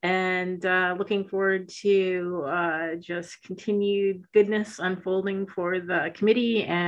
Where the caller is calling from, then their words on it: Pennsylvania, United States; I'm calling in from Northwestern Pennsylvania near Erie.